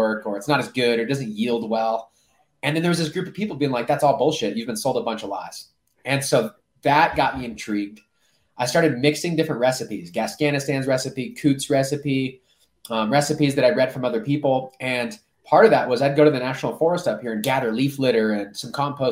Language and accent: English; Orange County, California, United States; moved away as an adult; now in Colorado, United States; I grew up in Orange County